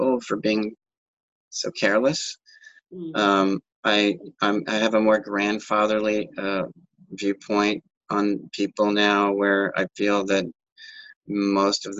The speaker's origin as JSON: {"language": "English", "country": "United States", "said": "being an American"}